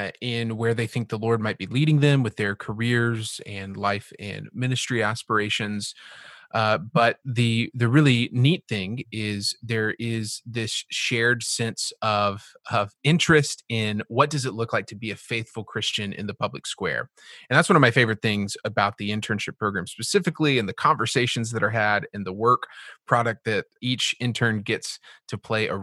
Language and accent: English; Texas, United States; moved away; I'm a Texan, living as a Texpat out of state